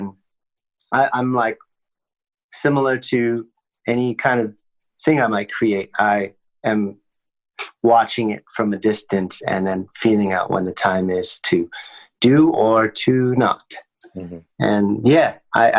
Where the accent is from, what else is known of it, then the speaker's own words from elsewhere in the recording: United States; growing up in the States